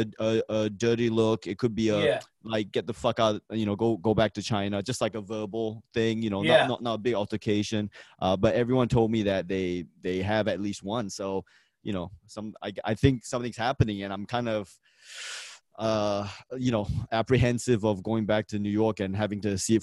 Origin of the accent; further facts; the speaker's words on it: Malaysia; I'm from Malaysia. We got Malay people, Chinese people.